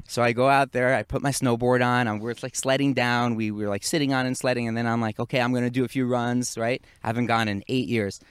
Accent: New York, United States; moved away as an adult; now in Israel; I grew up in the Northeast, in Muncie, New York, and we used to get a lot of snow.

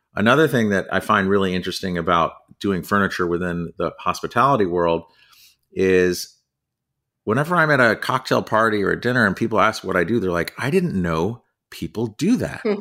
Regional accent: New Jersey, United States; moved away as an adult; also born or lived in California / New York City; now in Connecticut, United States; I grew up in New Jersey

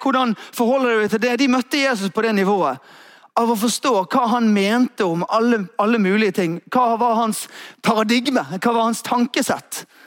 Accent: Askøy, Vestland, Norway; Der jeg vokste opp, så var det ute på Askøy

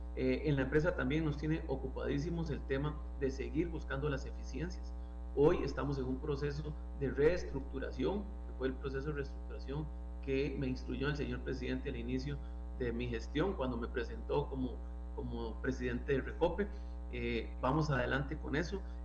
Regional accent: Costa Rica; como costarricenses

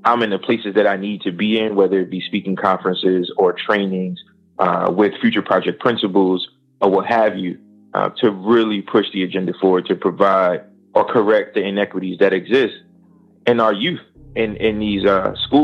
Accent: Paterson, New Jersey, United States; I'm from Paterson, New Jersey. I grew up from very humble beginnings

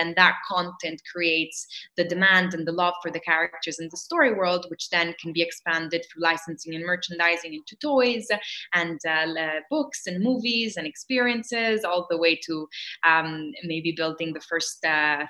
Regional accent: Rome, Lazio, Italy; we were growing up in Rome

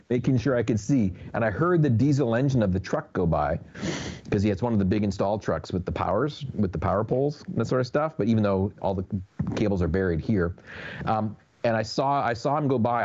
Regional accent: Canada; moved away; as a Canadian

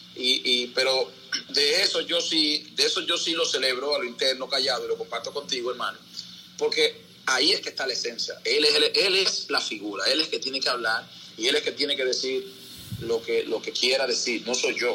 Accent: Santo Domingo, Distrito Nacional, Dominican Republic; also born or lived in Nizao, San José de Ocoa; me trajeron a la capital y entonces aquí nada, aquí vivíamos en Capotillo, ahí me crié

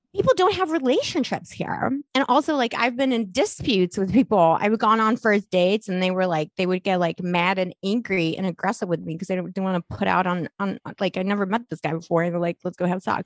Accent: Las Cruces, New Mexico, United States; accent: New Mexico; also born or lived in Poland / Scotland; it's New Mexico because I I went to school in New Mexico, like my okay. formative high school like uh, Las Cruces, by the way, near White Sands.

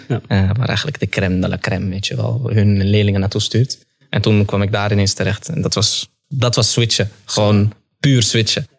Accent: Amsterdam, North Holland, Netherlands; ik ben in de Belmar opgegroeid

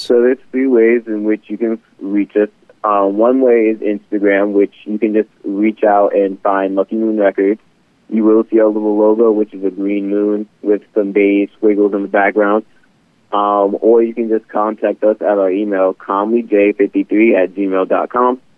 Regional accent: Philadelphia, Pennsylvania, United States; moved away as an adult; now in Gilbert, United States; originally, I am a Philadelphia native. I am from the East Coast myself, but um, I moved over um, to Arizona for college

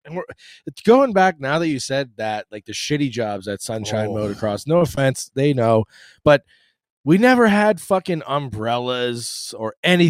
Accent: Boston, Massachusetts, United States; now in Florida, United States; I'm from Boston.

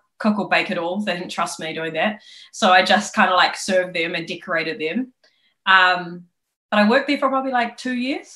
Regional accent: Papakura, Auckland, New Zealand; I'm from South. I'm from Papakura High. And I used to catch a train from Papakura into Auckland City

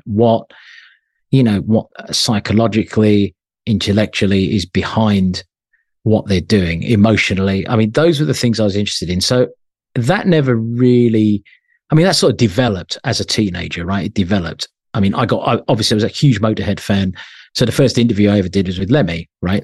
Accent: London, United Kingdom; I was born in London

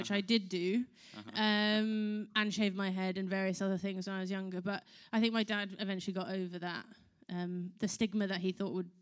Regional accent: London, United Kingdom; I was born in London, but my dad is from South Africa, and my mother is from Texas

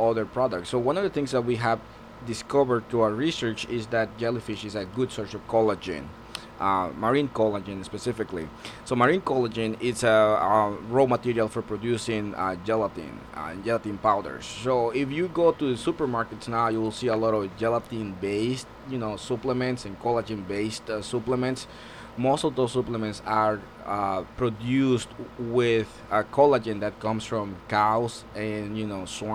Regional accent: Guatemala; also born or lived in Honduras / Louisiana, United States; now in Georgia, United States; I'm originally from Guatemala, so I've been in several places already, and been in Georgia for almost 4 years now

